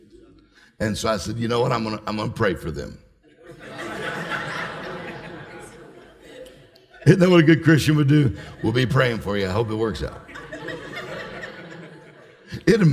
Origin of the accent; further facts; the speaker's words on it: Mississippi, United States; I'm from Mississippi. She's from a big town, I'm from a small town